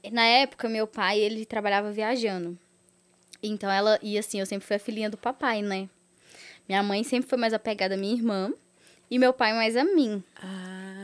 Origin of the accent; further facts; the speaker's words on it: Catas Altas, Minas Gerais, Brazil; also born or lived in Contagem; eu sou do interior de Catas Altas, mas aí eu morei três anos lá em Contagem, depois eu voltei pro interior de novo.